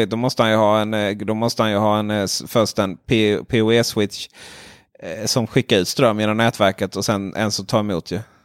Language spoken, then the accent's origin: Swedish; Ronneby, Blekinge, Sweden; jag är från Ronneby